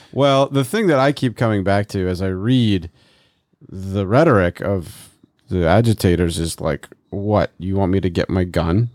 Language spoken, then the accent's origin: English; United States; we as Americans and as American Christians